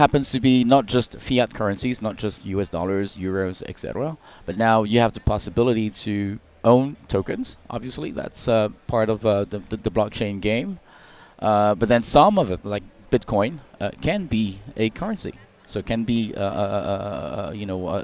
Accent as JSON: {"language": "English", "country": "Hong Kong", "said": "I'm originally from China, from Hong Kong."}